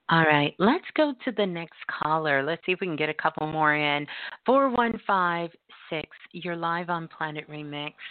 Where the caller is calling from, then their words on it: San Francisco, California, United States; I'm calling from San Francisco.